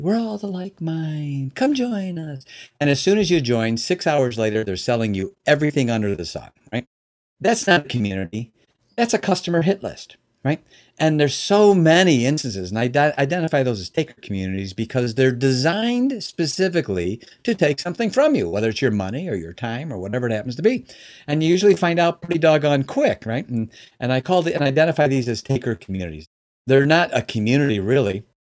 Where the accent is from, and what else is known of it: Chicago, Illinois, United States; born or raised there; now in Michigan, United States